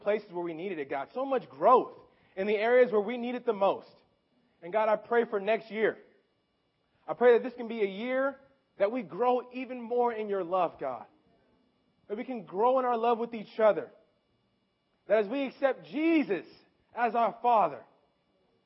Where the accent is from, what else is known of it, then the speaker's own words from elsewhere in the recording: Memphis, Tennessee, United States; moved away; also born or lived in California; I'm from Memphis, Tennessee. And when I lived in Memphis, I lived with my mother, okay, growing up and that whole time